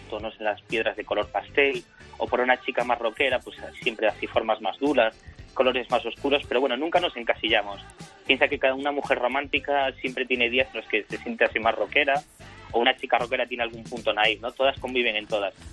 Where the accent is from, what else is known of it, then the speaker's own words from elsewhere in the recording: A Coruña, Galicia, Spain; also born or lived in Ourense; provenimos de Orense, la familia viene de Orense, pero bueno, yo he nacido en La Coruña